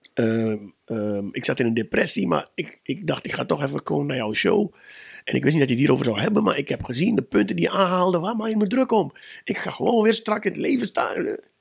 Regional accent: Suriname; moved away; Ik kom uit Suriname

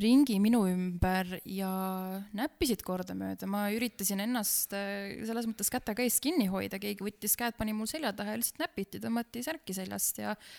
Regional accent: near Pärnu, Pärnu County, Estonia; ma olen äh, pärit Pärnumaalt, Pärnu külje alt, siis meie maakoolis

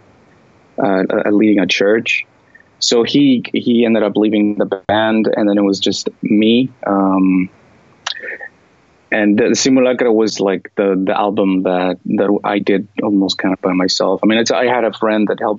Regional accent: California, United States; first language English; I was born in California

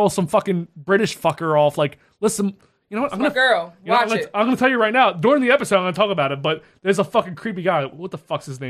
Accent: Delaware County, Pennsylvania, United States; I'm from Delco.

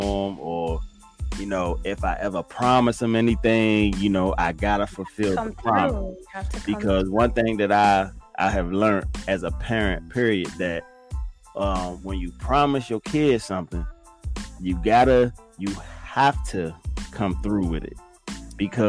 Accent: Fort Washington, Maryland, United States; also born or lived in Forestville, Maryland; now in Virginia, United States; I live most of my life in Fort Washington, Maryland

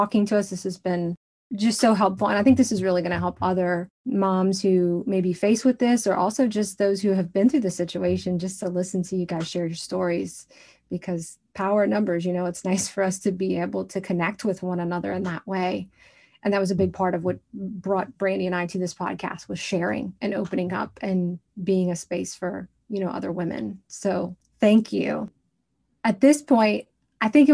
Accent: the South, United States; we are from the South

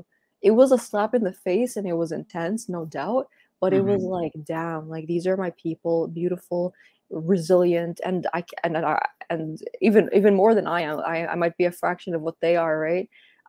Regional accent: Dubai, United Arab Emirates; also born or lived in Saudi Arabia / Spain / Canada; I grew up in Dubai and... I lived in Spain and I'm Canadian, but I'm originally Palestinian. I was like born in Saudi Arabia.

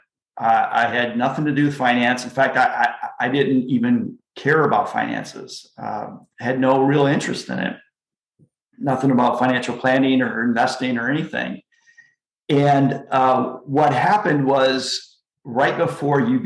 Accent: Flint, Michigan, United States; moved away; I grew up in Flint, Michigan

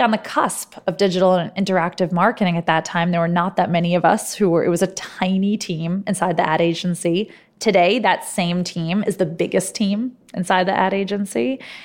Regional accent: New York City, New York, United States; moved away as an adult; also born or lived in Silicon Valley, California / Harvard (Massachusetts); I grew up in New York. I didn't think that life existed outside of New York City

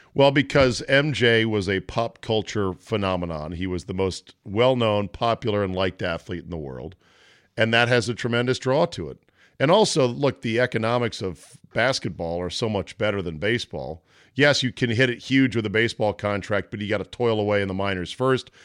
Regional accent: Washington, District of Columbia, United States; Washington, D C, my hometown

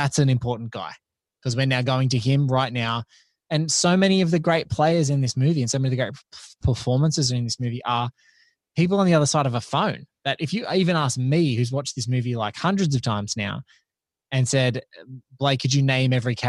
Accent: Australia; And I'm like, in my mind as an Aussie, we just never had any conception of that.

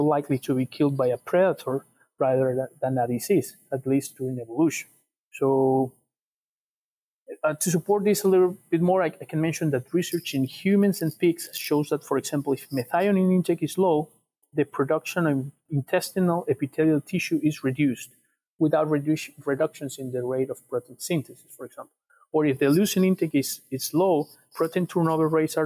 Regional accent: Ecuador; now in South Dakota, United States; I'm from Ecuador

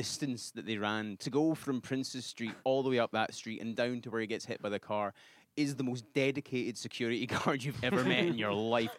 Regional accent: Glasgow, Scotland, United Kingdom; moved away as an adult; also born or lived in Edinburgh; now in New York, United States; I'm from Glasgow, which is the sort of dirtier, dingier city.

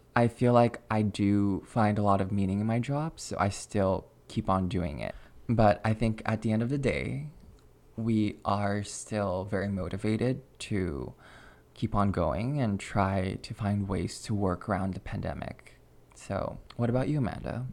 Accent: Alberta, Canada; moved away as an adult; now in Quebec, Canada; Growing up in Canada, it's technically bilingual, but Alberta's a pretty monolingual province.

